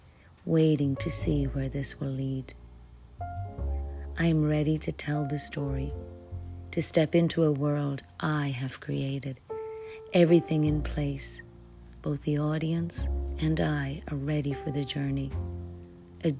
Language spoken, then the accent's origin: English; Ireland; moved away as an adult; now in United States; I am an Irish actress who came to America many, many years ago to pursue my acting